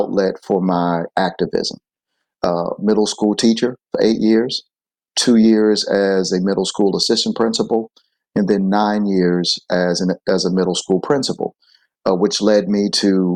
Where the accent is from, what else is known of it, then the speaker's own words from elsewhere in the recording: Flint, Michigan, United States; I grew up in Flint, Michigan.